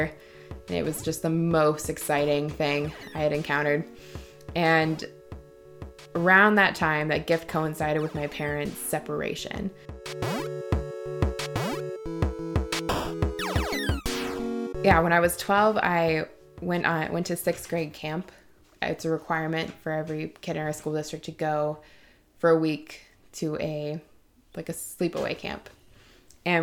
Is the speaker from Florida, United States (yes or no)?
no; Avalon, Wisconsin, United States; now in Chicago, United States; I was raised in the middle of nowhere. I'm from Avalon, Wisconsin, which has a population of about 100 people